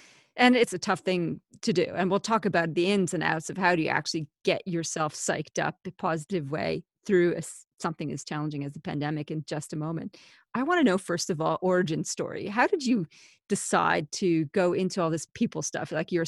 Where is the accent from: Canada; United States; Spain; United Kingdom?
Canada; accent: Canadian-Australian; now in Australia; I'm a Canadian-Australian, hence my funny, twangy accent